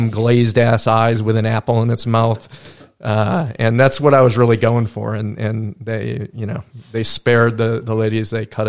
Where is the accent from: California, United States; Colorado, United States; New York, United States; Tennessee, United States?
New York, United States; Manhattan; now in Wilmington, United States; I come from Manhattan. I had lived there previously for quite a while before moving to Wilmington